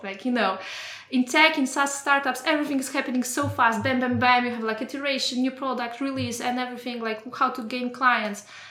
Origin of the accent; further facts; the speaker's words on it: Poland; moved away as an adult; now in Germany; I'm coming from Poland and like the work environment eight years ago was completely different from what I experienced mm-hmm. here in mm-hmm. Germany